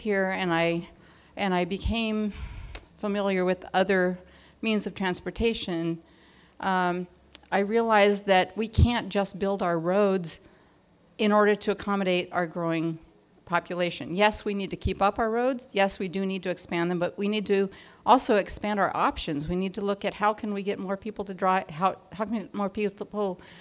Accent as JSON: {"language": "English", "area": "Orange County", "region": "California", "country": "United States", "said": "I'm from Orange County."}